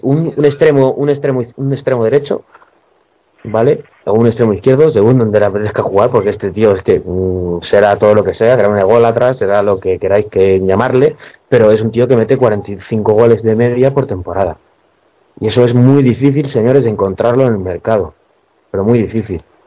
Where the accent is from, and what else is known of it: Spain